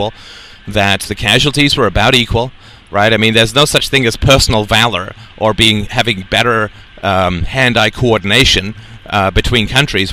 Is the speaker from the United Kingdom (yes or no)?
yes; United Kingdom; growing up in the British culture